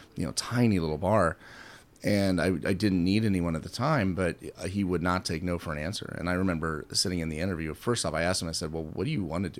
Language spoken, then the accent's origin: English; Kansas City, Missouri, United States; I'm from Kansas City.